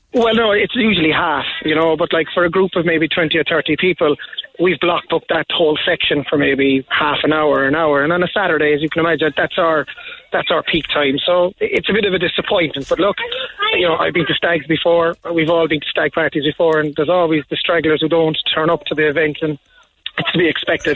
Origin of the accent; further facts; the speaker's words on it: Carrigaline, Munster, Ireland; I'm from Carrigaline